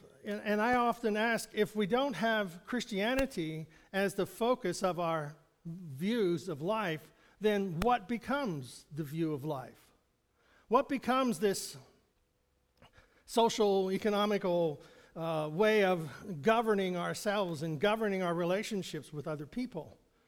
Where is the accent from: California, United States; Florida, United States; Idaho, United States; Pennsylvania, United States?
Pennsylvania, United States; If we grew up here in Western Pennsylvania or Central Pennsylvania, whatever we like to call it.